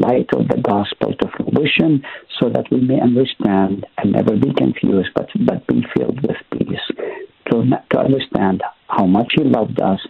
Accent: Haifa, Haifa District, Israel; moved away; also born or lived in Nazareth; I was born in Nazareth, grew up in Haifa

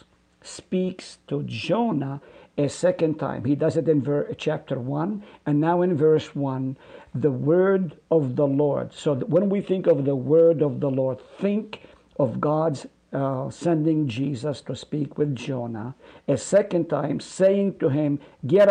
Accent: Haifa, Haifa District, Israel; also born or lived in Nazareth; now in Hartford, United States; I was born in Nazareth, and I lived in Haifa, right on the slopes of Mount Carmel, and migrated to the U.S. in 1972

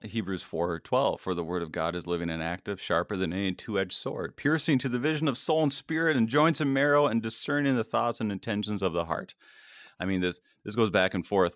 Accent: Minnesota, United States; also born or lived in Milwaukee; I am a, a, a Minnesotan. I, I grew up here, I was born here, my parents moved here when I was in the womb

